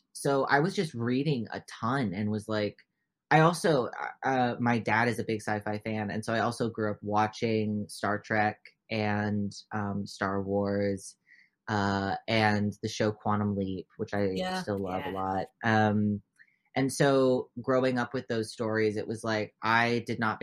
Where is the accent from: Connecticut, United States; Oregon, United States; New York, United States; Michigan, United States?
Oregon, United States; first language English; born and raised in Oregon, only speak English